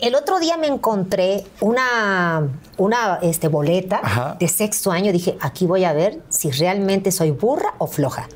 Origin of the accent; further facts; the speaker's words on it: Veracruz, Mexico; llegué a donde yo nací, a la Beneficencia Española, allá en Veracruz